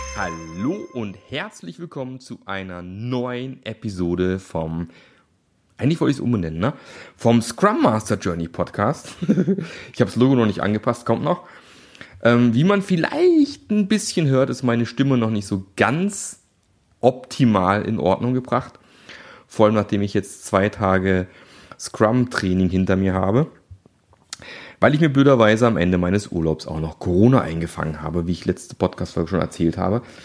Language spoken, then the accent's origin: German; Germany; wir als Deutsche